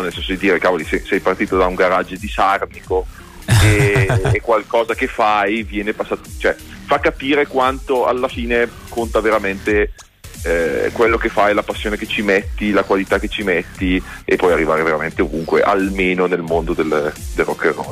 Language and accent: Italian; Bergamo, Lombardy, Italy; io che sono bergamasco